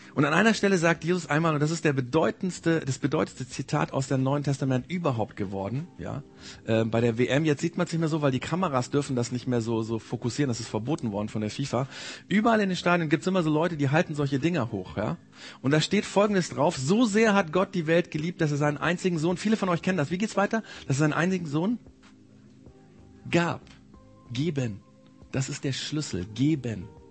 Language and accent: German; Bavaria, Germany; bei uns in Bayern